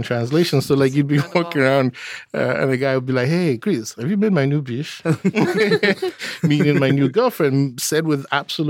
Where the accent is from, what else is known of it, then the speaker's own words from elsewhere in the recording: Nigeria; And so, like, growing up in Nigeria, with being biracial, my mother was a white Englishwoman.